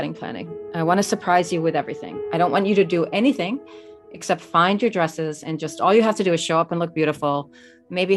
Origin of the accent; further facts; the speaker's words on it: Australia; also born or lived in Detroit; now in New York, United States; I grew up in Australia